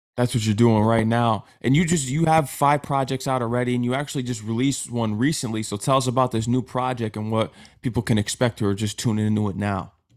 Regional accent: Connecticut, United States; I'm from Connecticut.

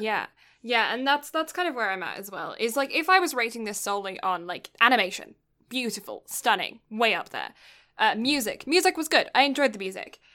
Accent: United Kingdom; I'm British

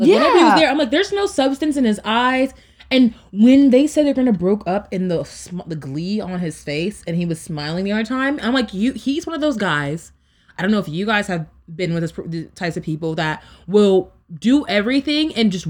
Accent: United States; Being American

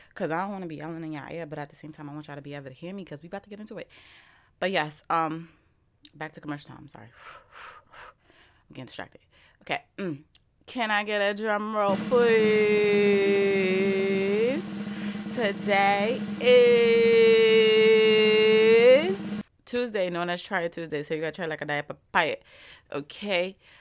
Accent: New York, United States; I'm from New York

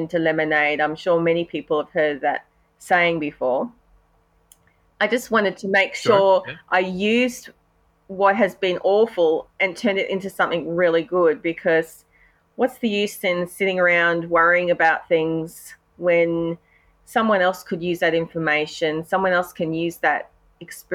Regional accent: Australia; accent: Australian; I'm an Aussie, as you can hear from my accent. We live in Brisbane, Australia

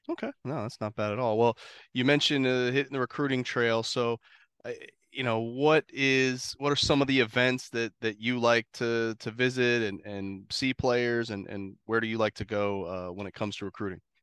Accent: Ohio, United States; I grew up in Ohio

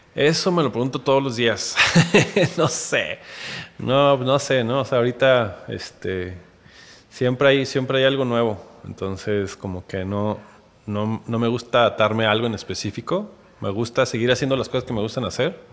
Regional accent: Mexico City, Mexico; moved away as an adult; now in Guadalajara, Mexico; yo soy chilango, nací allá en la que antes era el Distrito Federal

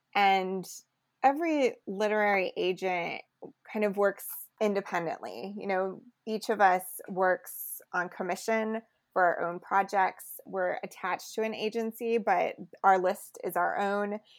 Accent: Lexington, Kentucky, United States; also born or lived in Muhlenberg County, Kentucky / New York City; now in Louisville, United States; I really grew up mostly in Lexington, and then I moved to Louisville for my last two years of high school

